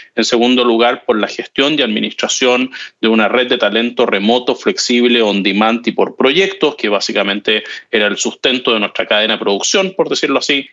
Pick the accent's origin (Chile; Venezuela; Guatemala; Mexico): Chile; siendo chileno